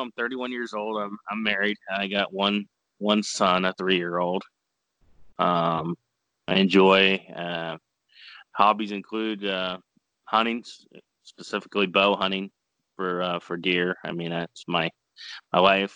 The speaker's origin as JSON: {"language": "English", "town": "Caldwell", "region": "Ohio", "country": "United States", "also_born_or_lived": "Senecaville, Ohio", "said": "originally I'm from the Caldwell area, so I just mm. moved uh, north about 20 minutes"}